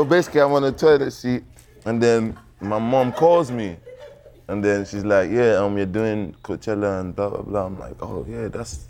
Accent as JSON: {"language": "English", "country": "Nigeria", "also_born_or_lived": "South Africa", "said": "I'm from Nigeria and like I used to spend a lot of time in South Africa"}